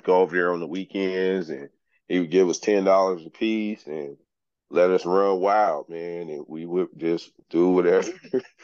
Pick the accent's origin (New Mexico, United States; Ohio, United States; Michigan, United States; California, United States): California, United States; Los Angeles; I grew up in South Central Los Angeles, which they call South LA now.